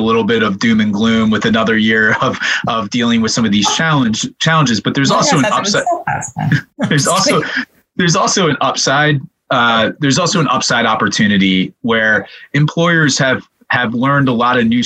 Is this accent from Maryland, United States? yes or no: no; Pennsylvania, United States; my home state of Pennsylvania